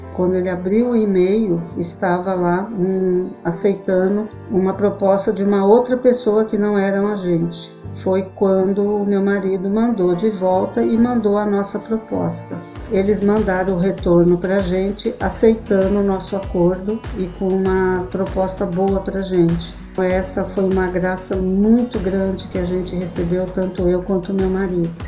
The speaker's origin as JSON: {"language": "Portuguese", "town": "Taubaté", "region": "São Paulo", "country": "Brazil", "said": "eu sou de Taubaté"}